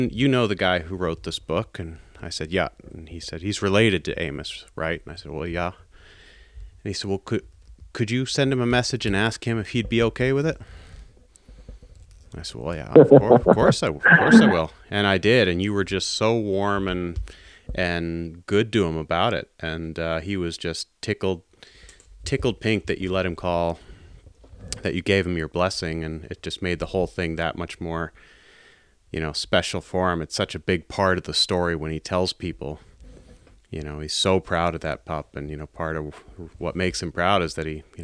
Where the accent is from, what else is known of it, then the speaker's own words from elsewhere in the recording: East Coast, United States; I'm from the East Coast